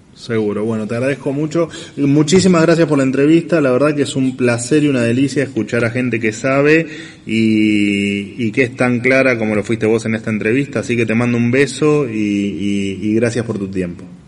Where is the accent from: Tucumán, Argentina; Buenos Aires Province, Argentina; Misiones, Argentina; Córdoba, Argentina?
Buenos Aires Province, Argentina; La Plata; moved away as an adult; nací en La Plata. Después, bueno, me fui, pero a los veintipico años me fui, pero, pero soy de La Plata